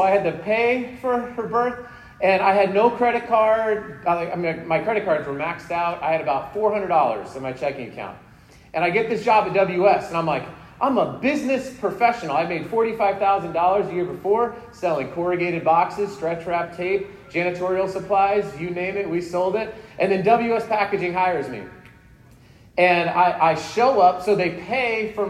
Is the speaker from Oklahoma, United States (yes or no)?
no; Colorado, United States; also born or lived in Salt Lake City, Utah; now in West Jordan, United States; I'm originally from Colorado